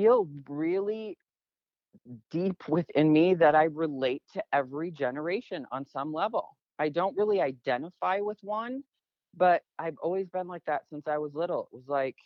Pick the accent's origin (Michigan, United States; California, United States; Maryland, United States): Michigan, United States; moved away as an adult; also born or lived in Phoenix, Arizona; now in Sedona, United States; I grew up in Michigan, moved here in 1990